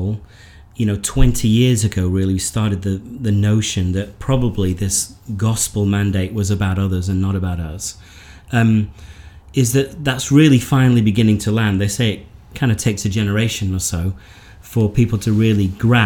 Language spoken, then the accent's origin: English; the north of England, United Kingdom; moved away as an adult; also born or lived in South Africa; now in Texas, United States; born in the north of England